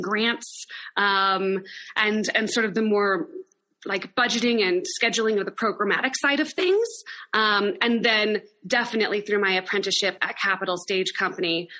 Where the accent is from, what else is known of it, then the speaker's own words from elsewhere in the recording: Laramie, Wyoming, United States; also born or lived in Sacramento, California; my hometown, and I wanted to move home anyway. So I returned to Laramie after two years away and started the company